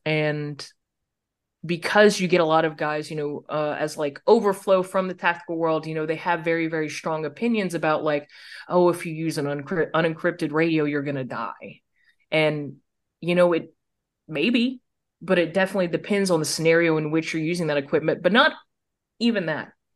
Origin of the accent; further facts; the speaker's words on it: United States; As an American